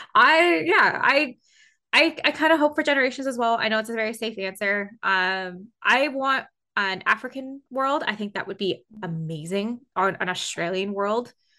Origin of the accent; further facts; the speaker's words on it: Canada; being Canadian